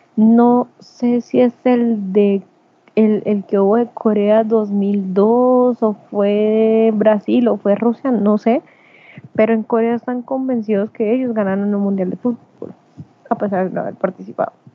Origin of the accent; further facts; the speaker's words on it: Colombia; yo como ciudadana colombiana